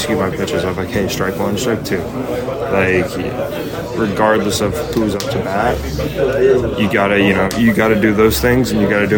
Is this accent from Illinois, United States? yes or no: yes; Illinois, United States; growing up in Illinois